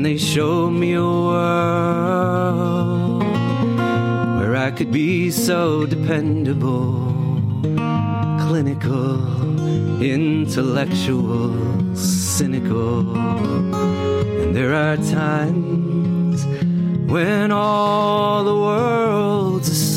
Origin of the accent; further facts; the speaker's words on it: Ohio, United States; now in Ithaca, United States; I grew up in Ohio. So kind of farmland, Ohio